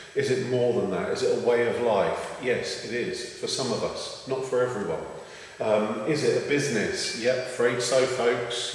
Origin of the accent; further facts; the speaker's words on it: London, United Kingdom; I was born in London, England, and so my pronunciation is bound to be a little bit tainted